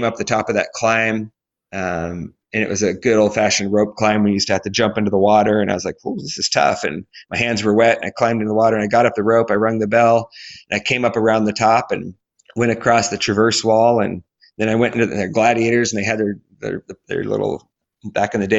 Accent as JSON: {"language": "English", "region": "Alaska", "country": "United States", "said": "where are you from again? And I'm like, Alaska"}